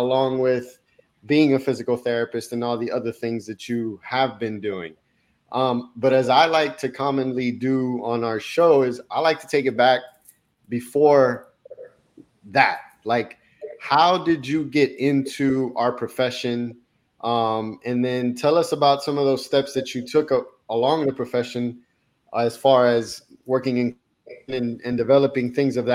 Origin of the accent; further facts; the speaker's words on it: Miami, Florida, United States; also born or lived in Colombia; I was born in Colombia, South America, but I grew up in Miami